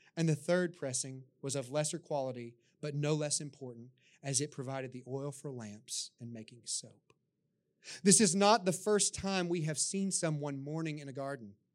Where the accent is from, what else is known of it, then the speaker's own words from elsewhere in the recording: the Bible Belt, United States; my time growing up in the Bible Belt